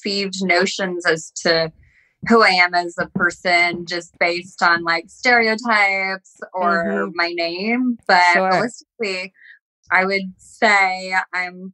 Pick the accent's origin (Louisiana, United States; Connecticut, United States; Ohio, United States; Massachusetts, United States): Connecticut, United States; I grew up in a very small town in Connecticut, which I loved.